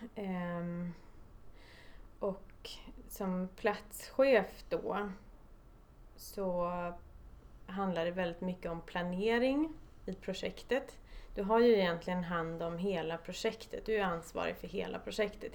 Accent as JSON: {"language": "Swedish", "town": "Stockholm", "region": "Stockholm County", "country": "Sweden", "tie": "born or raised there", "said": "jag är född och uppvuxen i Stockholm"}